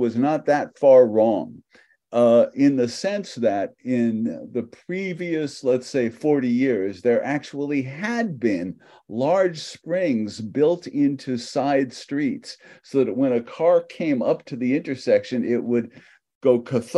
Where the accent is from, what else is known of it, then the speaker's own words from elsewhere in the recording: New York City, New York, United States; moved away as an adult; also born or lived in Michigan / Palo Alto, California; I grew up in New York City